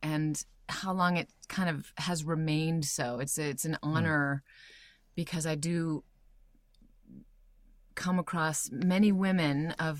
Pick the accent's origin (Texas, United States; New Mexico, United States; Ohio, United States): New Mexico, United States; Albuquerque; also born or lived in Iowa; I was born in Albuquerque and then, but sort of simultaneously grew up in Iowa as well